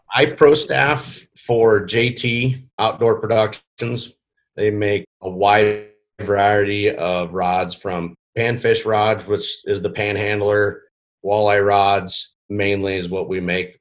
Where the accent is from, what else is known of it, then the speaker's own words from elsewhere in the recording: Iowa, United States; now in Nebraska, United States; I was born in Iowa